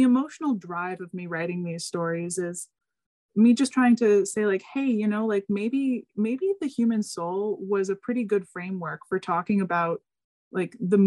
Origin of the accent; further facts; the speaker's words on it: United States; we're American